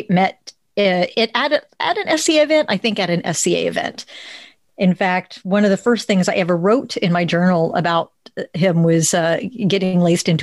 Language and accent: English; Plano, Texas, United States; I grew up in Plano, Texas, where the differences are not celebrated